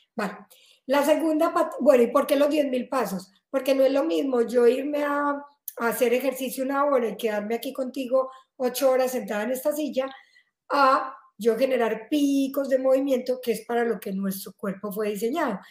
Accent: Colombia; moved away as an adult; now in Spain; Yo soy colombiana y me vine a vivir a me, a, a España

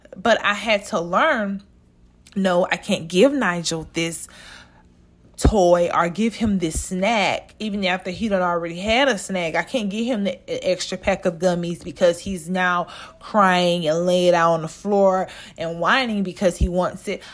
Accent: the South, Southern United States, United States; from down south

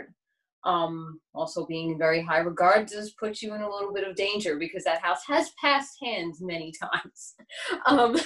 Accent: New York City, New York, United States; I'm from Staten Island, New York

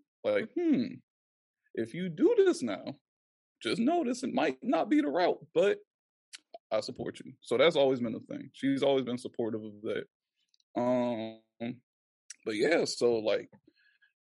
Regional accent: Charleston, South Carolina, United States; I'm from West Ashley. I'm right from here. Lived here all my life.

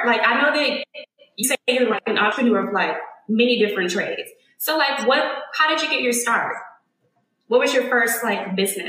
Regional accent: Houston, Texas, United States; now in Atlanta, United States; I've been here for 3 years, girl. I'm just like, I love it. I'm from Houston

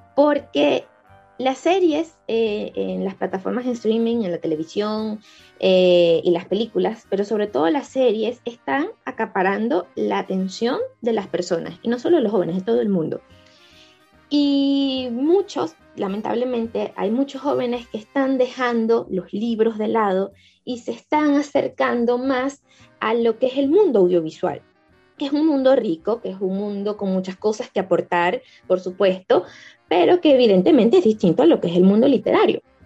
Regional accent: Caracas, Capital District, Venezuela; yo crecí en Caricuao, que es una zona popular cercana a, Antímano

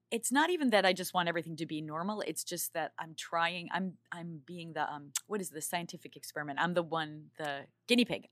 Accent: New York, United States; now in Los Angeles, United States; I'm from New York

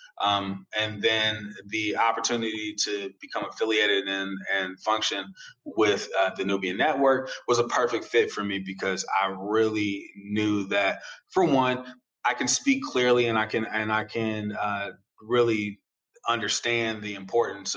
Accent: the Bay Area, California, United States; I grew up in the Bay like you did, Kellen

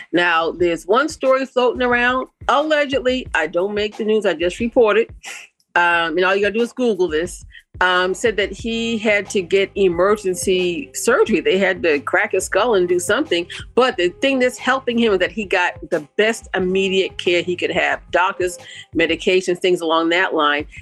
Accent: Boston, Massachusetts, United States; my hometown of Boston, Massachusetts

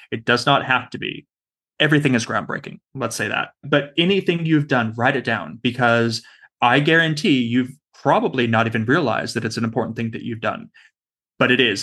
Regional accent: Southern California, United States; now in Australia; I'm from Southern California originally

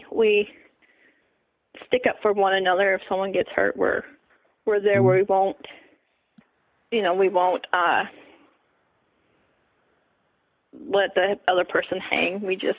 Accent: Iowa, United States; moved away as an adult; also born or lived in Wyoming; now in Minnesota, United States; I was born and raised in Iowa.

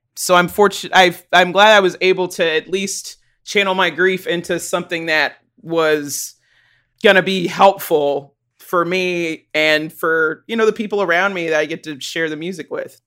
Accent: Chattanooga, Tennessee, United States; now in Johnson City, United States; I grew up in Chattanooga. I lived there the first nineteen or twenty years of my life

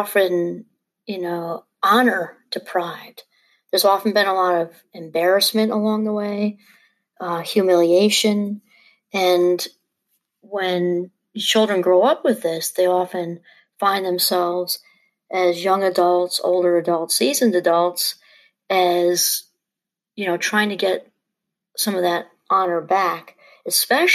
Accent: New York, United States; I'm from New York

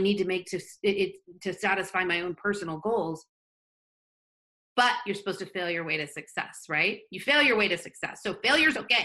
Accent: Florida, United States; now in Southern California, United States; I grew up in Florida

